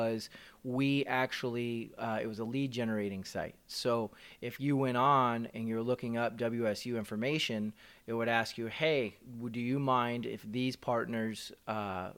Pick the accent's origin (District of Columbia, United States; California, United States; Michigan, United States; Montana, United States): California, United States; Modesto; my very first job in my hometown, Modesto, California